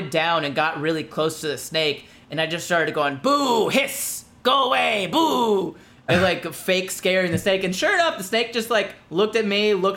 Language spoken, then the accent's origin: English; Florida, United States; I'm from Florida